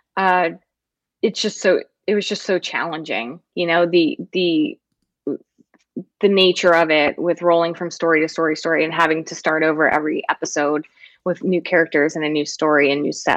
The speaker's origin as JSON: {"language": "English", "town": "Philadelphia", "region": "Pennsylvania", "country": "United States", "said": "I'm from Philly"}